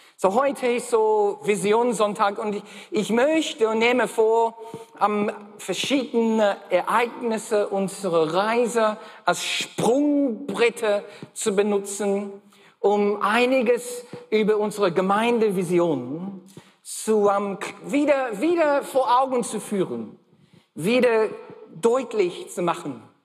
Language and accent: German; Australia; first language English; German is a second language; moved away; Ich bin gebürtiger Australier. Okay, bin in Australien geboren